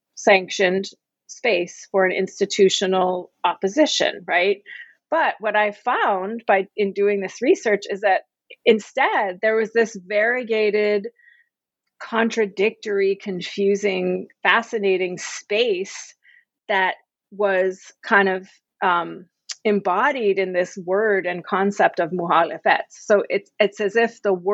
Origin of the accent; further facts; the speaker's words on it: United States; I'm an American